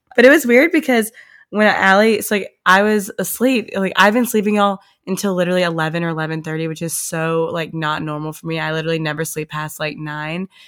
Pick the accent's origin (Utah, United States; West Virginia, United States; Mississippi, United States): Mississippi, United States; Oxford; moved away as an adult; also born or lived in Nashville; now in Hawaii, United States; we are coming live from Oxford, Mississippi